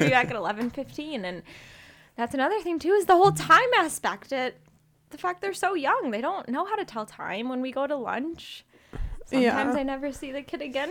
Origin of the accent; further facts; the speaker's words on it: Illinois, United States; moved away as an adult; now in Arizona, United States; I'm originally from Illinois, but I came to Arizona for school